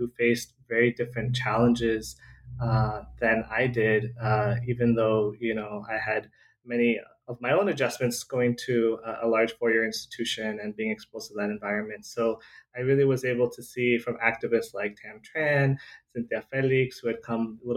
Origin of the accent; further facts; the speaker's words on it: Southern California, United States; I was born and raised in Southern California